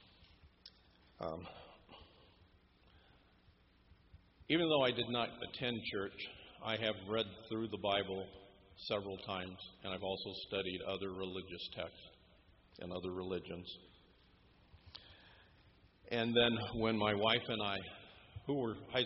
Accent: Southern California, United States; I was born and raised right here in Southern California

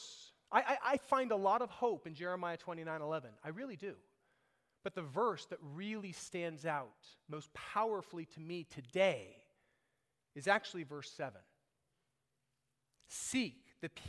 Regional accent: United States; we were raised here. We think like Americans.

